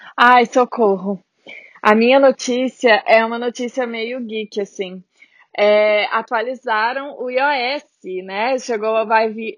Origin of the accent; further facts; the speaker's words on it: Brazil; moved away as an adult; now in Ireland; Ainda não tive nada negativo por ser brasileira